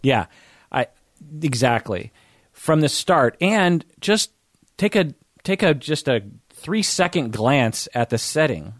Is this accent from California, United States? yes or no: no; Seattle, Washington, United States; "Where are you from?" I'll be like, uh, "Seattle."